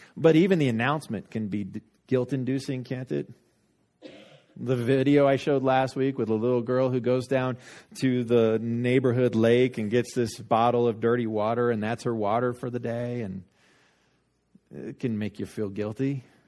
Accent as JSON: {"language": "English", "town": "Littleton", "country": "United States", "tie": "born or raised there", "said": "I got Littleton for mine"}